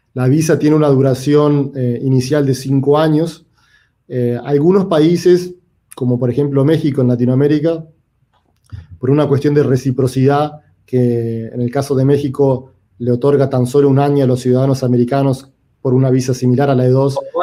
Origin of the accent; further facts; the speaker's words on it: Uruguay; also born or lived in New York; now in United States; yo soy originalmente de Uruguay, eh, vivo en los Estados Unidos por más de 20 años